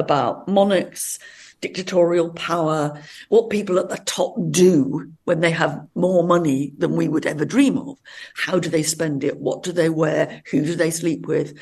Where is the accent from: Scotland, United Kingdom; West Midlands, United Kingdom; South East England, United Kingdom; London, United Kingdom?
West Midlands, United Kingdom; Much Wenlock; we're living on the border of Wales and England. And it was, there was a big Roman city very near where I was born and brought up.